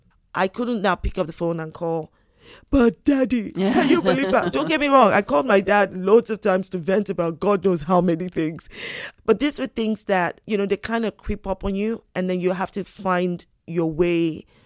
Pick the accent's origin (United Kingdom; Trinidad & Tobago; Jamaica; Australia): United Kingdom; born there; also born or lived in United States; I was born here in the United Kingdom. My parents traveled a bit. We also lived in the States for a bit.